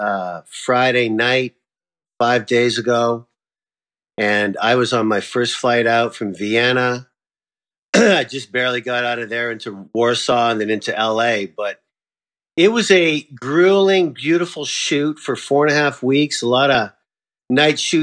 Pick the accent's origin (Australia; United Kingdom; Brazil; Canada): Canada; now in United States; I'm Canadian. I'm proud Canadian. I'm a proud American too.